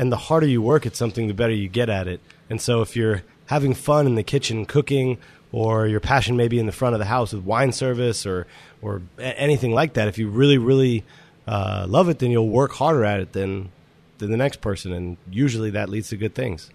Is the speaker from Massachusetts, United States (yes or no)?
yes; Boston, Massachusetts, United States; moved away as an adult; also born or lived in Aspen; I grew up in Boston, went to college in Boston